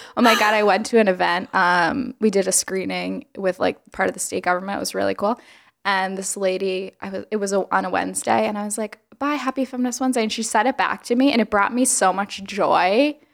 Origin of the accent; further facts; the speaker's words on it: Alabama, United States; moved away; I was born in Alabama